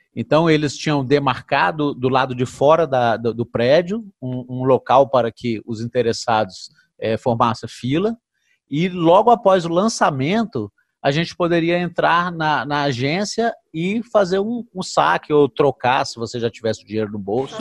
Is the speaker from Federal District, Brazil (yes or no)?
yes; Brasília, Federal District, Brazil; eu, particularmente, que sou natural de Brasília